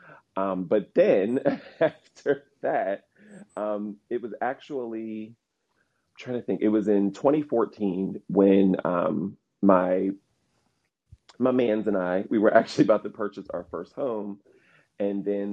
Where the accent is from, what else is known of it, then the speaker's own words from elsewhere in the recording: Delaware, United States; I am in Delaware. I was born and raised in Delaware